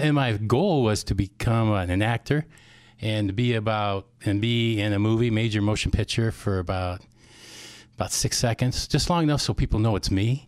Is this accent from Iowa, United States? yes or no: yes; Whittier, Iowa, United States; also born or lived in Cedar Rapids, Iowa; now in Forest City, United States; I was actually born here in Cedar Rapids. Then I moved to Whittier, about six years old, and went to Springville High School in grade school